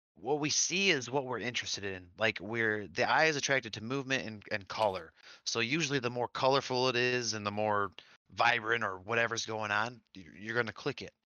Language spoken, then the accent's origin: English; Michigan, United States; I was raised in Michigan